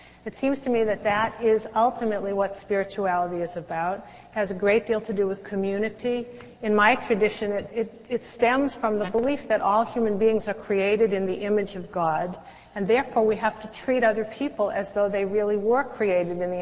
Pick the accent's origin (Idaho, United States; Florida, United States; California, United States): California, United States; Los Angeles; I'm from Los Angeles, Hollywood